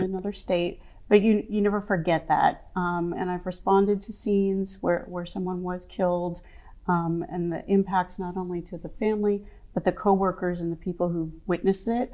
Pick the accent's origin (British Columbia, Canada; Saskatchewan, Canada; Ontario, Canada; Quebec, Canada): Saskatchewan, Canada; moved away as an adult; also born or lived in Baltimore, Maryland; now in Maryland, United States; I grew up in Saskatchewan, um, which is a more rural, um, area.